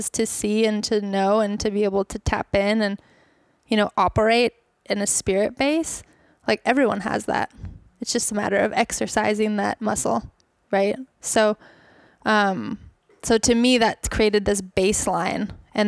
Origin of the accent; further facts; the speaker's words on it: Bali, Indonesia; I actually grew up in Bali. So I grew up in Indonesia.